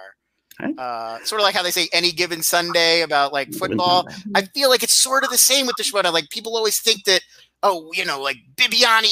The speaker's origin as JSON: {"language": "English", "town": "Irvine", "region": "California", "country": "United States", "tie": "born or raised there", "also_born_or_lived": "Philadelphia, Pennsylvania / Atlantic City, New Jersey / Los Angeles, California", "said": "I was born in Philadelphia, lived in Philly till I was 10, a little bit of time in Atlantic City. My grandparents had a place in Atlantic City, so back and forth. And then, when I was 10, we moved to Orange County, California, a town called Irvine. And I was there until college"}